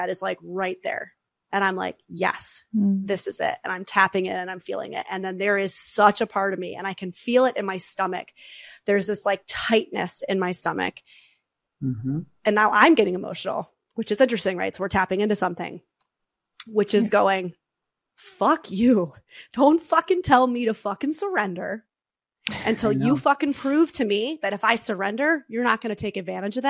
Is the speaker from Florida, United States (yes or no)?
no; New York, United States; I'm the New Yorker